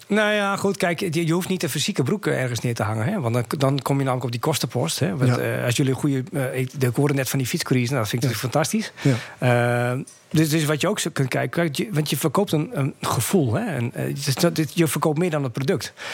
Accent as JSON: {"language": "Dutch", "region": "Groningen", "country": "Netherlands", "also_born_or_lived": "Friesland", "said": "ik kom uit Groningen"}